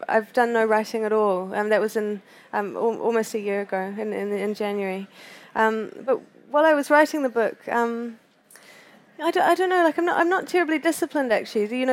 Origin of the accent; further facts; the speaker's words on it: Christchurch, Canterbury, New Zealand; also born or lived in Canada; I grew up in Christchurch, which is on the east coast of the South Island of New Zealand